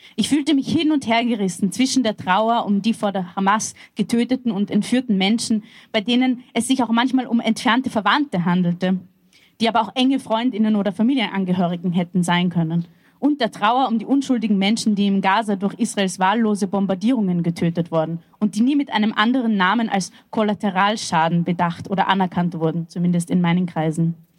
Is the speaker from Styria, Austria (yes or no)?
no; Vienna, Austria; Ich bin in einer sozialistisch-zionistischen Jugendbewegung aufgewachsen in Wien